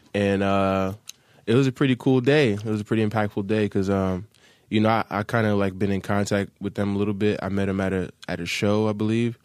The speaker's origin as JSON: {"language": "English", "town": "Hackensack", "region": "New Jersey", "country": "United States", "tie": "born or raised there", "moved": "as an adult", "lives_now": "Los Angeles, United States", "said": "I'm from Hackensack, New Jersey, Bergen"}